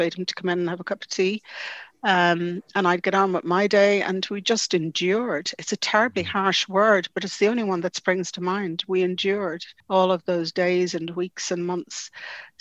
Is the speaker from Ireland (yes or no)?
yes; Dublin, Leinster, Ireland; I grew up in the Phoenix Park, it's very important to me